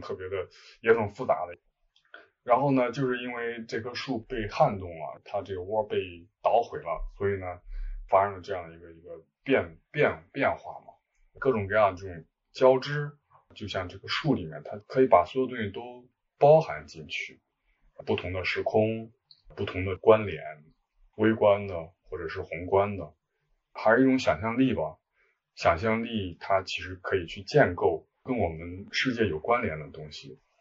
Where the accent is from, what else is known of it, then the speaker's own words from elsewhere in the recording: Zhengzhou, Henan, China; also born or lived in Shunyi, Beijing; now in Beijing, China; 我是河南人，在河南郑州，现在住在顺义，北京顺义。嗯，到北京已经很多年了